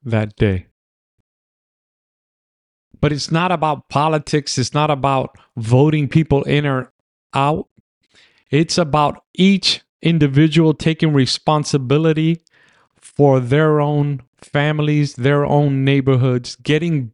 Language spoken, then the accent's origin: English; New York City, New York, United States; also born or lived in Manhattan; I was raised in the Bronx